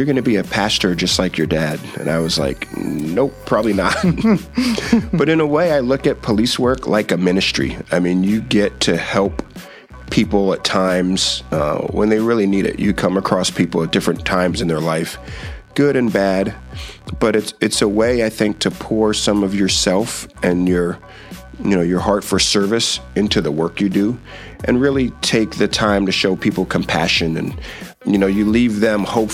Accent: Wappingers Falls, New York, United States; moved away as an adult; also born or lived in Brooklyn, New York; I lived in Brooklyn till I was seven. And then my family and I moved upstate about 2 hours to a small town called Wappingers Falls. It's right outside of Poughkeepsie, if any of you know where that is. And I lived there till I was 19

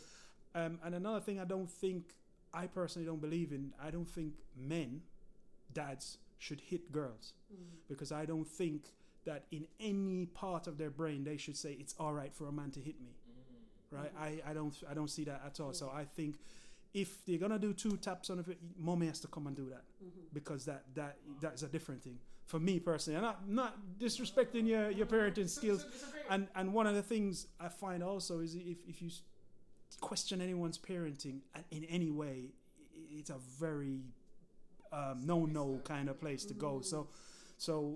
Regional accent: Jamaica; moved away; I grew up in Jamaica

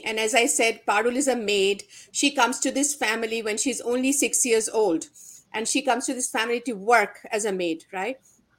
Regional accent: India; moved away; So when I was growing up in India, I grew up in a middle-class Bengali household

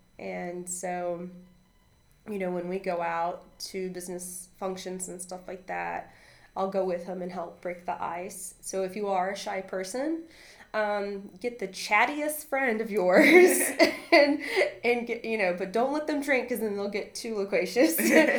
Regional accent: North Carolina, United States; English is a second language; also born or lived in Costa Rica; And I grew up on a farm in North Carolina. And I'm from Costa Rica. My mom and I moved to America when I was, you know, two. And so, and when I was little, I didn't speak any English.

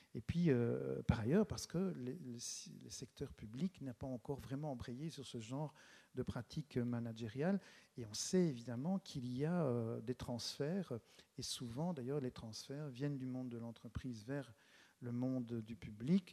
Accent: Charleroi, Wallonia, Belgium; je suis Carolo, même si je n'habite pas la ville de Charleroi, j'habite tout près. Et c'est un choix, j'en parlerai peut-être un peu tout à l'heure, c'est un choix d'être resté, d'être resté ici dans, cette région

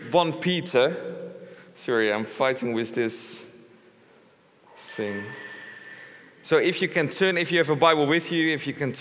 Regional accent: Netherlands; English is a second language; I'm not English, I'm a Dutchman. I'm happy, I'm a proud Dutchman.

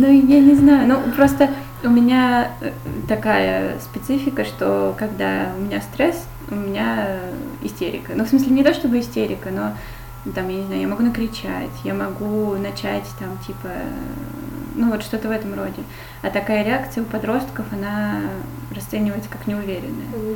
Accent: Saint Petersburg, Russia; я из Питера

